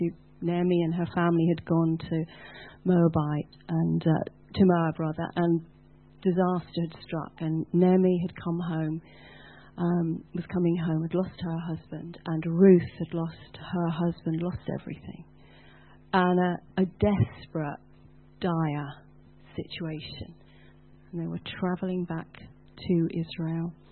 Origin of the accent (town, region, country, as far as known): United Kingdom